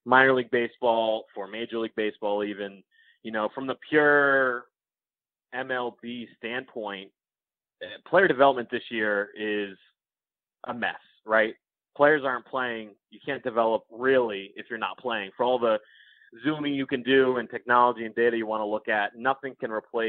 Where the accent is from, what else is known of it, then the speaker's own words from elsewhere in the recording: Connecticut, United States; when I was a kid growing up in Connecticut